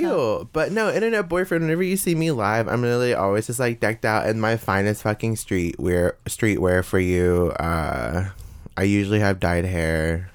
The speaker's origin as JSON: {"language": "English", "town": "Bowling Green", "region": "Kentucky", "country": "United States", "tie": "born or raised there", "said": "I grew up in a single parent household with my mother Martha and my sister Selena in uh, Bowling Green, Kentucky."}